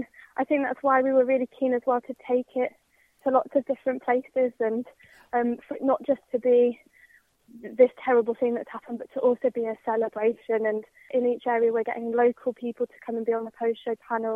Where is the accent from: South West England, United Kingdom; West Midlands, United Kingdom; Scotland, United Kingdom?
West Midlands, United Kingdom; Birmingham; my experience of growing up in Birmingham was that it was incredibly positive and integrated